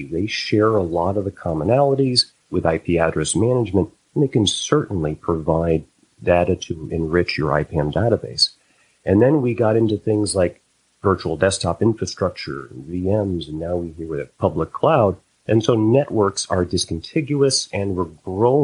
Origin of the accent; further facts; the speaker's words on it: Connecticut, United States; now in Boston, United States; born and raised in Connecticut, lived in New England all my life